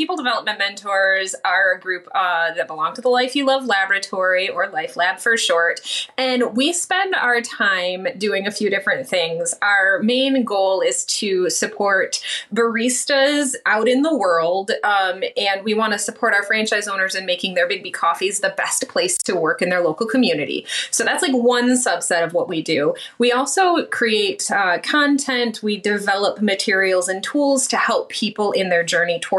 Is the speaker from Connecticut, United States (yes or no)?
no; just outside of Lansing, Michigan, United States; also born or lived in Grand Ledge, Michigan; I'm from just outside of Lansing, Michigan. I live in a little town called Grand Ledge